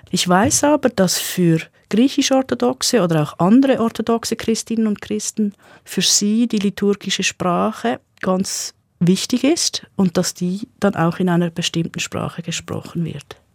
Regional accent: Basel-Landschaft, Switzerland; accent: Baselbieterdeutsch; Also mein Dialekt ist Baselbieterdeutsch. Ich bin selbstverständlich über die Schule Hochdeutsch sozialisiert worden.

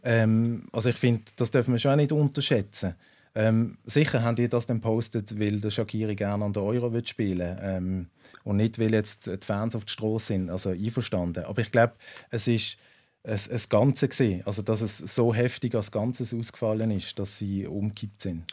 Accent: Basel, Basel-Stadt, Switzerland; als Schweizer

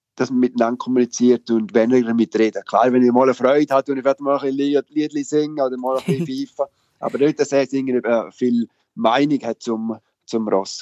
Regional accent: Switzerland; moved away as an adult; now in England; als Schweizer

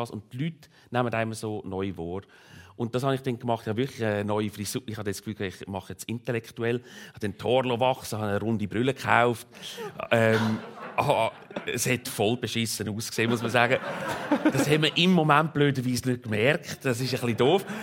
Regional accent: Basel-Landschaft, Switzerland; ich bin im Kanton Basel-Land aufgewachsen

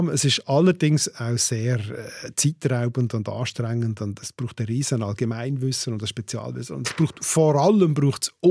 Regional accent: Bern, Switzerland; als Berner, sagt man immer, ja, da kann man in die Kappe schiessen.

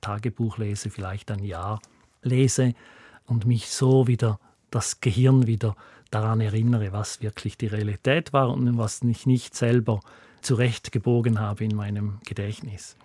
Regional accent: Appenzell, Switzerland; moved away as an adult; bin im Appenzeller Land aufgewachsen und mit 30 Jahren ausgewandert

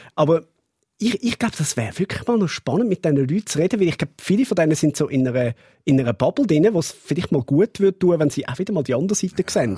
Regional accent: Zurich, Switzerland; Als Zürcher kann ich euch sagen

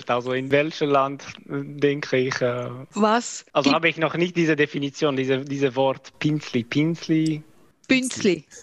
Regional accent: Croatia; German is a second language; now in Switzerland; als ich mich eingebürgert habe, war ich immer noch also kroatisch und dann bin ich auch Schweizer.

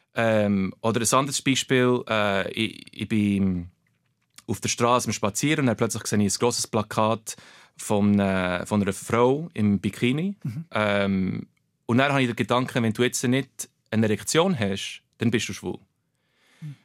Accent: Bernese Oberland, Switzerland; German is a second language; Aber ich bin im Berner Oberland aufgewachsen, bin dort geboren

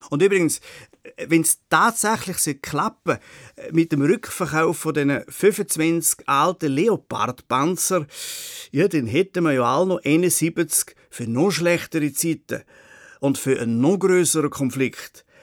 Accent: Switzerland; bis anhin sind wir Schweizer ja regelmäßig vom Ausland kritisiert worden

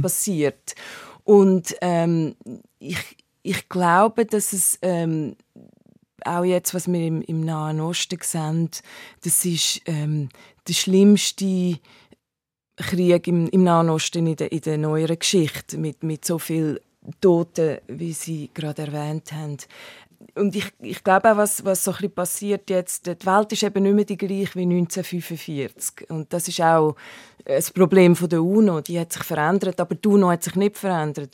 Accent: Hünenberg, Zug, Switzerland; moved away as an adult; also born or lived in Canton of Solothurn / Timor; now in New York, United States; ich bin aufgewachsen in, im Kanton Zug in Hüneberg

